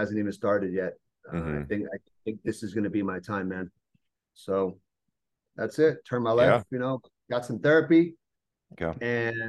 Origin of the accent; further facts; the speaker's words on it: New Jersey, United States; I'm from New Jersey